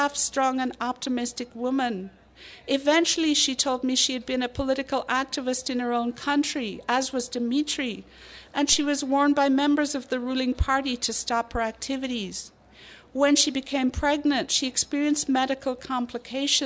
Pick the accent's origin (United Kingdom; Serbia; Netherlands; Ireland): Ireland; moved away; I grew up in the Irish Republic